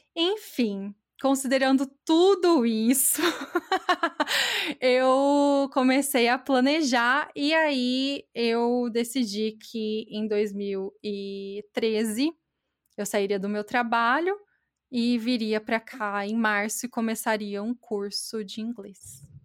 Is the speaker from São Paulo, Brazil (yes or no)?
yes; Batatais, São Paulo, Brazil; accent: interior paulista, caipira, more mineiro than paulista; moved away; meu sotaque é do interior paulista, eu sou de Batatais.